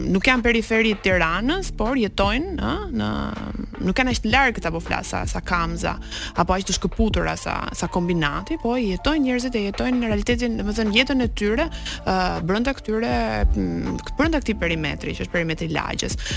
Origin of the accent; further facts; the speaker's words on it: Albania; ne si shqiptar